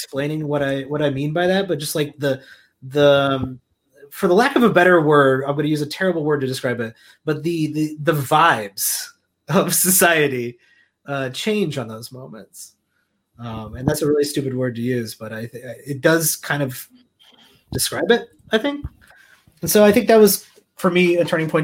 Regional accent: Central Illinois, United States; I grew up in Central Illinois

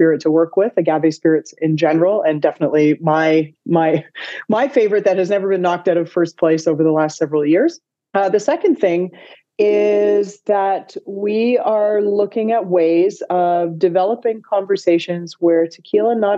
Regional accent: Toronto, Ontario, Canada; moved away as an adult; also born or lived in Vancouver; I'm born and raised in Toronto, but I moved to Vancouver in 2007.

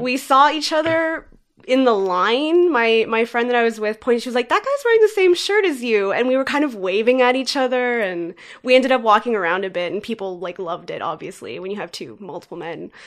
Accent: Richmond Hill, Ontario, Canada; moved away as an adult; now in Toronto, Canada; I grew up in Richmond Hill, just north of the city of Toronto, so close

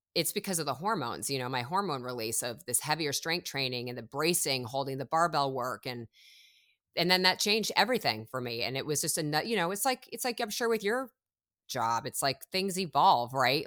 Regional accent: Chicago, Illinois, United States; moved away as an adult; now in Los Angeles, United States; originally I'm from Chicago. I moved when I was eighteen from Chicago to Los Angeles

